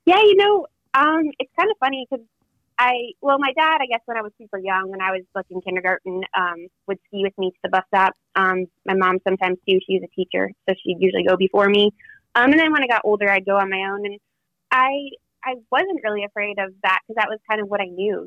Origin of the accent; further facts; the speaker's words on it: Talkeetna, Alaska, United States; it's in my hometown